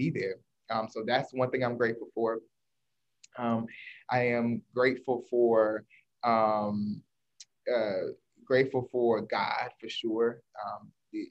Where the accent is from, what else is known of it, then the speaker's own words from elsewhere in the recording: North Carolina, United States; moved away as an adult; I am originally from North Carolina, but I went to Howe University